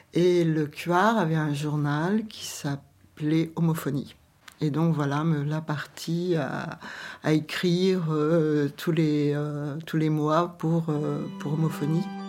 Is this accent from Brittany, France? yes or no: yes; Quimper, Brittany, France; moved away as an adult; also born or lived in Paris; toutes deux, on vient de Quimper